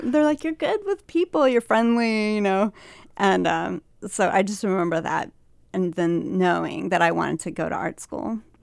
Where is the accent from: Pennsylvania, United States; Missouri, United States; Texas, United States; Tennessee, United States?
Missouri, United States; Liberty; I went to a small college in my hometown called William Jewell College